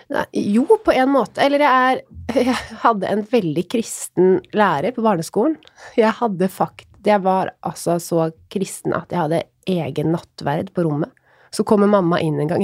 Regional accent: Råde, Østfold, Norway; jeg er jo fra Råde

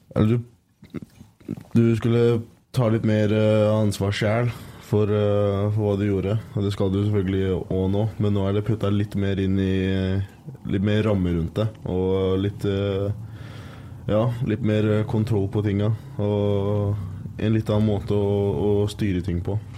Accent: Skagen, North Denmark Region, Denmark; Norwegian is a second language; now in Trondheim, Norway; jeg kommer jo fra Skagen sjøl i, i, Danmark

